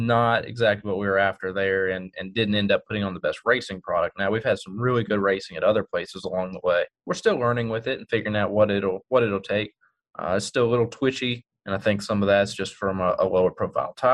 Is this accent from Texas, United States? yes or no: yes; Texas, United States; my home state in Texas